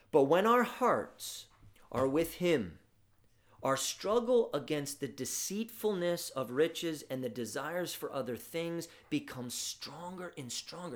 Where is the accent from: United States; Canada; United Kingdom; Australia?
United States; our affluence as American Christians